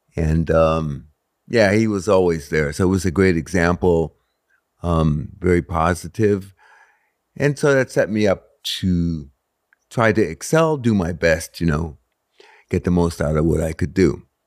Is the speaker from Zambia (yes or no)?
no; Stratford, Connecticut, United States; I grew up in Stratford, Connecticut